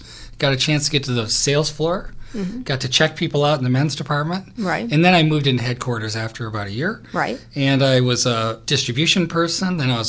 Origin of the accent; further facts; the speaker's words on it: Midwest, United States; moved away; I grew up in the Midwest